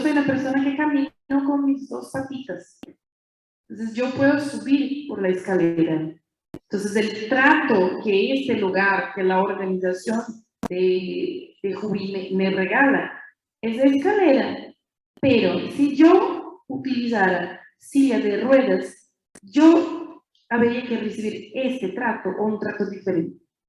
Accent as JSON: {"language": "Spanish", "region": "interior of São Paulo state", "country": "Brazil", "tie": "born or raised there", "second_language": "Spanish", "said": "Soy de Brasil, brasileña y, bien nací en una ciudad chiquita, en el interior del estado de São Paulo"}